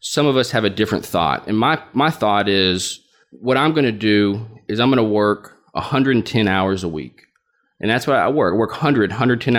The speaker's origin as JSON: {"language": "English", "town": "Little Rock", "region": "Arkansas", "country": "United States", "tie": "born or raised there", "also_born_or_lived": "New York City", "moved": "as an adult", "lives_now": "Little Rock, United States", "said": "my hometown of Little Rock"}